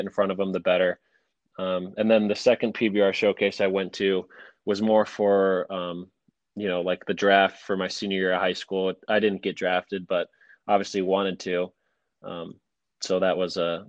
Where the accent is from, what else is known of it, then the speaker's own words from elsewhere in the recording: Michigan, United States; also born or lived in Las Vegas, Nevada; I'm from Michigan